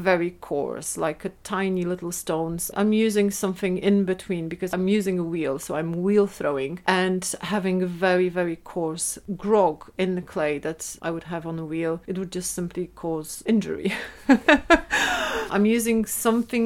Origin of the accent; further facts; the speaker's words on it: Szczecin, West Pomeranian Voivodeship, Poland; English is a second language; moved away as an adult; now in Edinburgh, United Kingdom; in Szczecin, in my hometown.